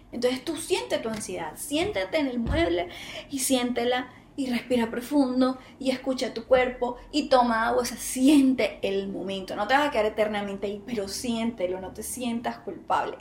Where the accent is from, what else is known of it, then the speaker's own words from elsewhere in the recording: Colombia; Bogotá, Barranquilla, Bogotá, Bogotá, Buenaventura, aquí en mi país